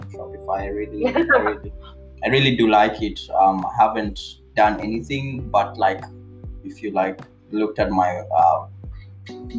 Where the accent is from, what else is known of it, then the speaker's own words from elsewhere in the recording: Kenya; I'm from Kenya